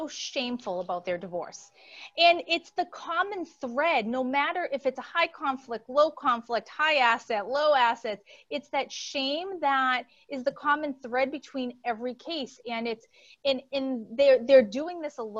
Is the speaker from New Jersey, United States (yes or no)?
no; Boston, Massachusetts, United States; accent: Boston; now in Connecticut, United States; And I am originally from Boston. So you're going to hear an accent squeak in probably every few words.